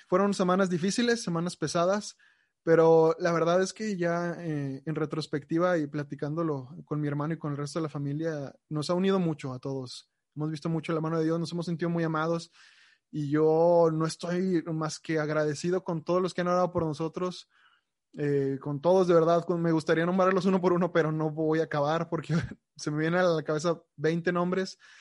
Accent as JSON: {"language": "Spanish", "country": "Mexico", "said": "nosotros como mexicanos"}